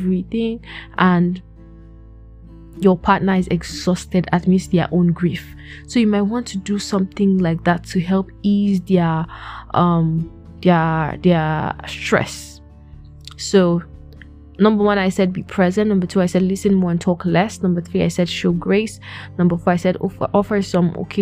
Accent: Plateau, Nigeria; I'm from Plateau State, Nigeria

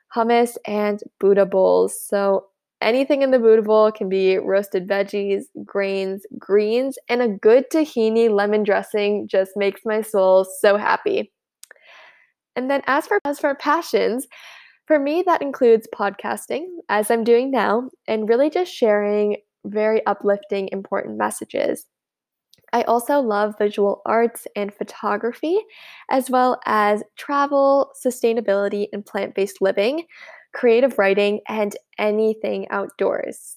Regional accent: United States; I'm from the United States

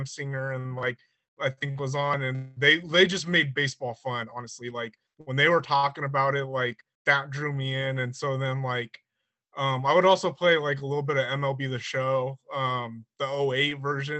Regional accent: San Bernardino, California, United States; I'm California, Southern California, more specifically. Live in the San Bernardino area

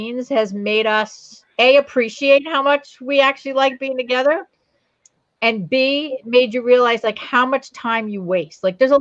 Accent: New Providence, New Jersey, United States; also born or lived in Verona, New Jersey; I grew up in New Providence. That's where I went to high school

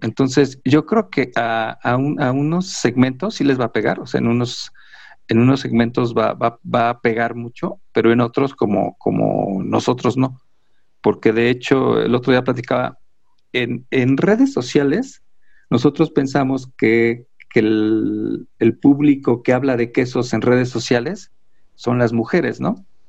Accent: Mexico; los mexicanos todo se nos resbala

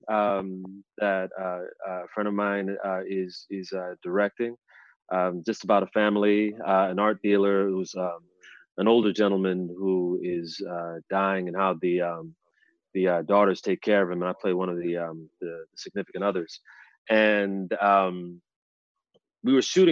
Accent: United States; I'm a Nigerian American

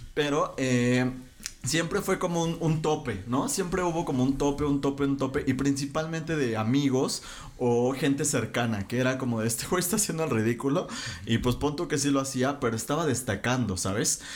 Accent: Mexico; nosotros que somos mexicanos

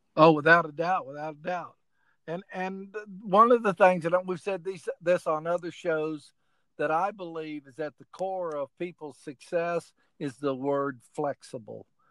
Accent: Oklahoma, United States; also born or lived in Illinois; now in South Carolina, United States; I went to school in Illinois, and I grew up in Oklahoma

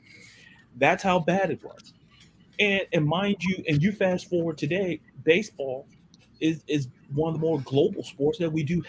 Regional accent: Florida, United States; I'm from Florida

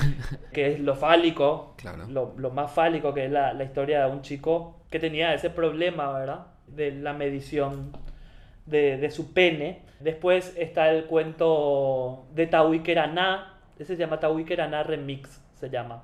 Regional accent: Paraguay

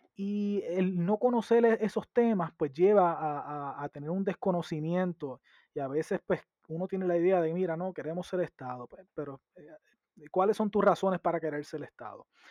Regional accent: San Sebastián, Puerto Rico; yo soy del oeste y de la montaña

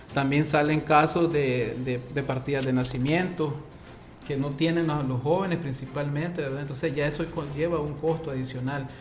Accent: Nicaragua; somos nosotros mismos los nicaragüenses

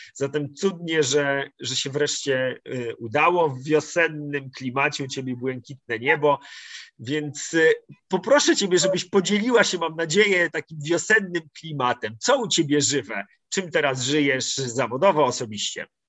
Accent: Masovian Voivodeship, Poland; Ja, ja jestem z Mazowsza

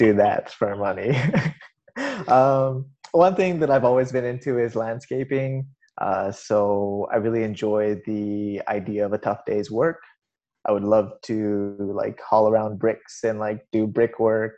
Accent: Canada; I'm Canadian

